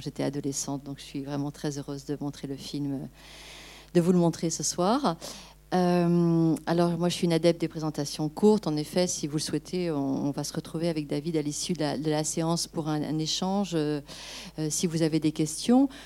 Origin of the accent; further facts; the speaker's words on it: Angers, Pays de la Loire, France; moved away; je suis angevine, j'ai grandi à Angers.